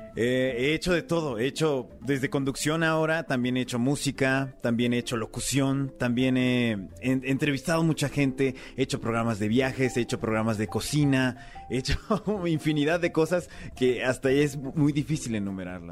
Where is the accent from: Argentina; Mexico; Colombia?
Mexico; moved away as an adult; also born or lived in South Korea; aquí en México, en mi propio país